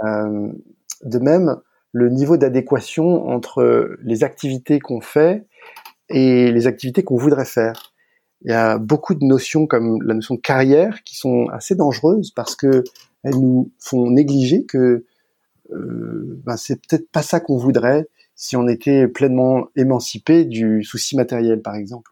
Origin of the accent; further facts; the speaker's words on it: France; je suis français